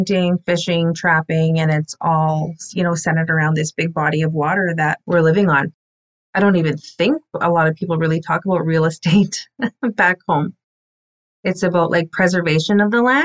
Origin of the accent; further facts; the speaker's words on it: Cree Nation, Manitoba, Canada; I'm from the Musipaistic Cree Nation, and we are smack dab in the middle of Manitoba